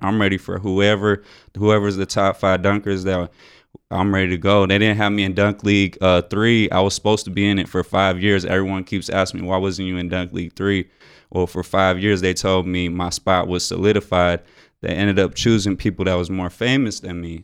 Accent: Tucson, Arizona, United States; my hometown

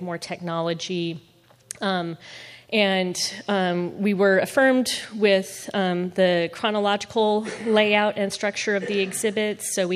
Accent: Nebraska, United States; now in Memphis, United States; I'm from Nebraska originally

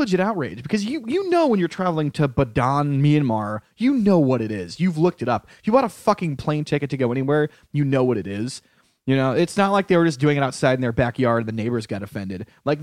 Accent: Connecticut, United States; my home state of Connecticut

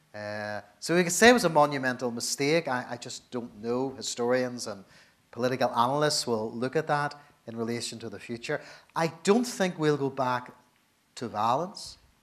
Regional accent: Northern Ireland, United Kingdom

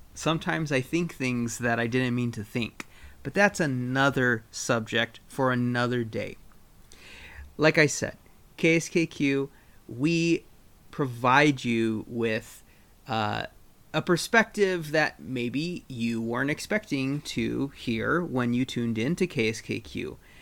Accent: southern Arizona, United States; now in Rogue Valley, Oregon, United States; I am originally from southern Arizona.

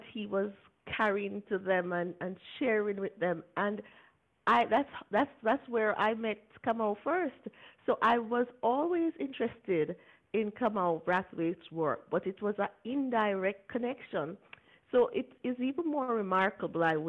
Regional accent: Jamaica; I'm a Jamaican

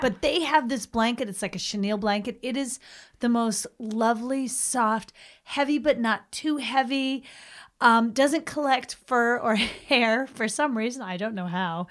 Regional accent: Boston, Massachusetts, United States; I hail from the Greater Boston area

